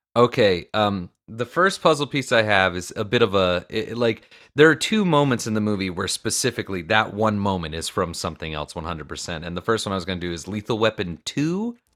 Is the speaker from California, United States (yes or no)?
no; Florida, United States; I'm from Florida